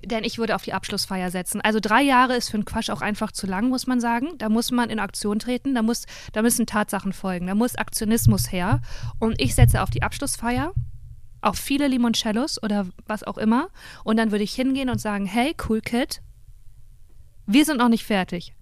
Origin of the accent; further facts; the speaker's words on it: Cologne, North Rhine-Westphalia, Germany; ich komme aus Köln.